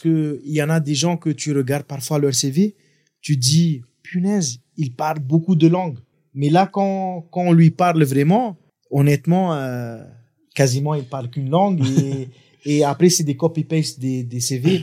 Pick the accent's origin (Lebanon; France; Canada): Lebanon; moved away as an adult; now in Madagascar; j'ai grandi au Liban, j'ai fait mes études au Liban.